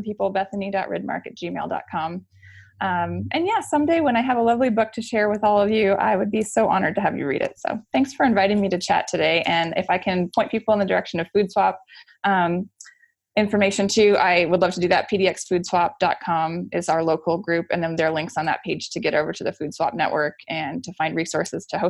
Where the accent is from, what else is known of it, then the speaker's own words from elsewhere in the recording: Oregon, United States; I'm from Oregon.